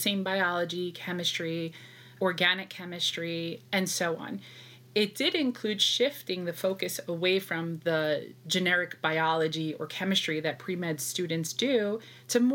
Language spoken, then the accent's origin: English; New York City, New York, United States; I was born and raised in New York, specifically Brooklyn